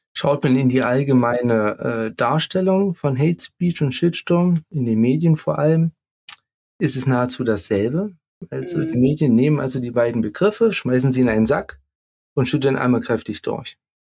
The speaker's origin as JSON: {"language": "German", "area": "near Leipzig", "region": "Saxony", "country": "Germany", "accent": "Saxon", "said": "Ich komme ja auch aus der Nähe von Leipzig."}